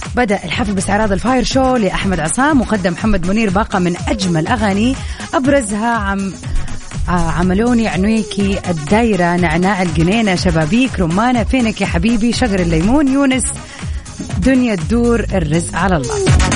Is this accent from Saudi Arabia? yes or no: yes; Jeddah, Makkah Province, Saudi Arabia; عندنا بجدة آه، في السعودية